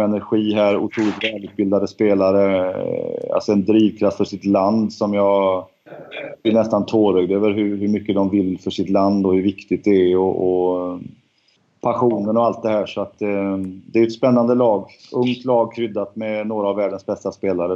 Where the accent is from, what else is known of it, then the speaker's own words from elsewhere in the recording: Sweden; jag som svensk